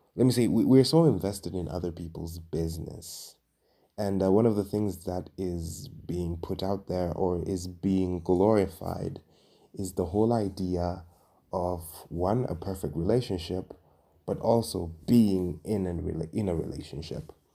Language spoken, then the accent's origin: English; Dar es Salaam, Tanzania; moved away as an adult; now in Nairobi, Kenya; I am originally from and I was born and raised in Dar es Salaam, Tanzania. but right now I am living and working in Nairobi, Kenya.